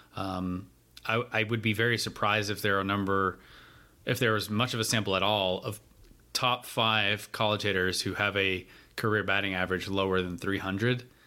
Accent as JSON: {"language": "English", "region": "North Carolina", "country": "United States", "tie": "born or raised there", "said": "how great my home state is"}